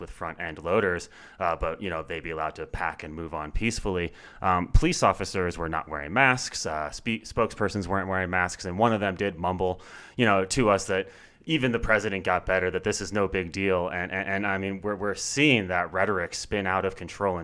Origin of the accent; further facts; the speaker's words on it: Pennsylvania, United States; moved away as an adult; now in Colorado, United States; I grew up in Pennsylvania, and voting in Pennsylvania is difficult